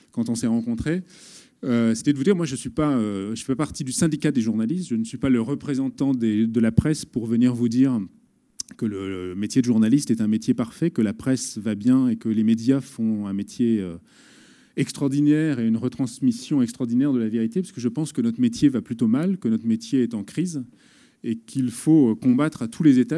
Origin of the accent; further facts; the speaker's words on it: Paris, Île-de-France, France; j'ai 34 ans, je suis de Paris.